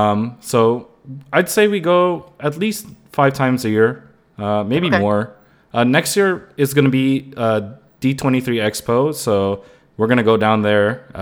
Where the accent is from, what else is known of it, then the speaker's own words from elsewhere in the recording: California, United States; I grew up here in the Bay Area, like the San Francisco Bay Area in general. That's like the area I'm at. I'm still based there.